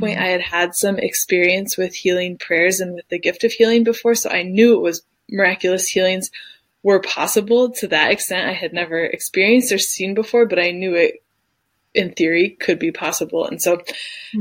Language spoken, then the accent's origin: English; Detroit, Michigan, United States; moved away as an adult; now in Dusseldorf, Germany; I am from Detroit originally, but I currently live in Dusseldorf, Germany